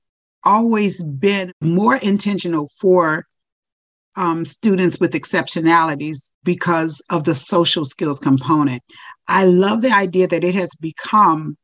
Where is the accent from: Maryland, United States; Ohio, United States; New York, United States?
Ohio, United States; moved away as an adult; now in Florida, United States; I'm originally from Ohio. And I moved to Florida, supposedly for a year. And needless to say, this is my 40th year